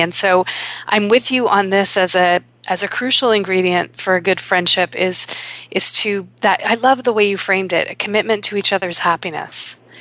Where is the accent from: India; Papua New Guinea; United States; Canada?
Canada; Toronto, Ontario; here in my hometown of Toronto